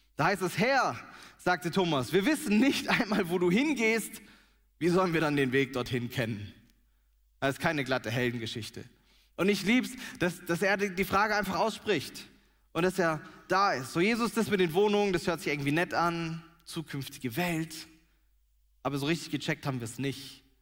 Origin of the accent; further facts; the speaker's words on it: Germany; wir Deutschen, wir lieben unser Zuhause